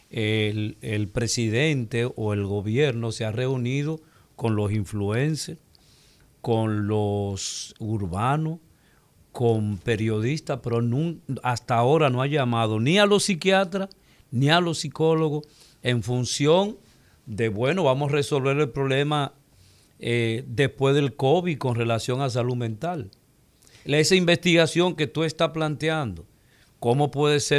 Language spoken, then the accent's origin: Spanish; Dominican Republic; porque Al final somos, vivimos aquí, somos dominicanos y queremos siempre el beneficio y el desarrollo de nuestro país.